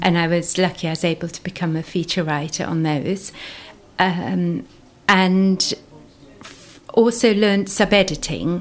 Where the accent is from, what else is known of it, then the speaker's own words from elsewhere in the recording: South Africa; moved away as an adult; now in Somerset, United Kingdom; I grew up in South Africa, went to university there